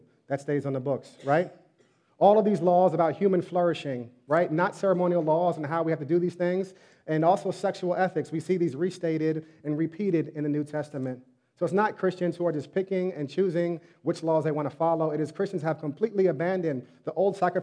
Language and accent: English; New York, United States; I was born in New York